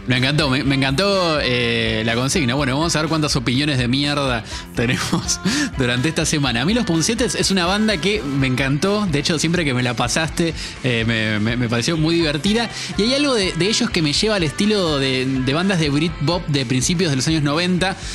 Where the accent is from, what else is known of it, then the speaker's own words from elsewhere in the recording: Argentina; nosotros como argentinos